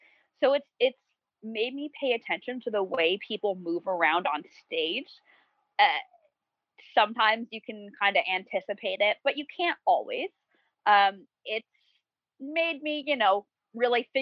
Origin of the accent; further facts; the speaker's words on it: New Jersey, United States; I'm from New Jersey.